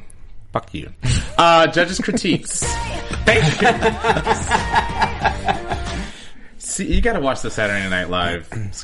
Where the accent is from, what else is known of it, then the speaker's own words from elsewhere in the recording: the South, United States; I'm from the South, and I say things rather incorrectly.